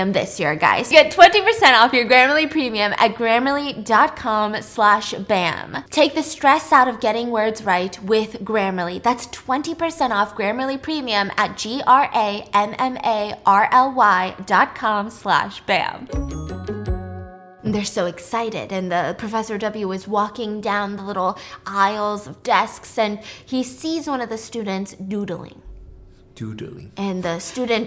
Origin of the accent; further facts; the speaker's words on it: United States; I'm American